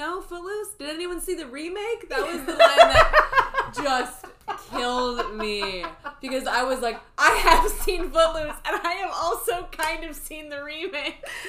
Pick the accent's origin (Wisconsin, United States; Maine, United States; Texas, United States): Wisconsin, United States; I grew up in Wisconsin